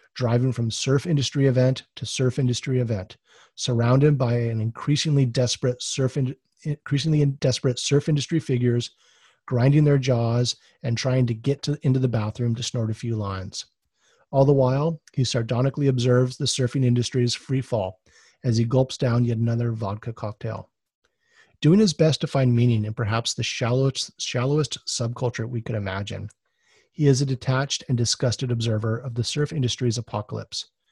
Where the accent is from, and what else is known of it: Oahu, Hawaii, United States